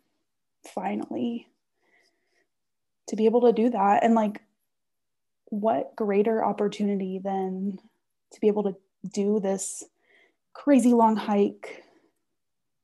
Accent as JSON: {"language": "English", "town": "Austin", "region": "Texas", "country": "United States", "tie": "born or raised there", "said": "I grew up in Austin when the rest of my family was in College Station"}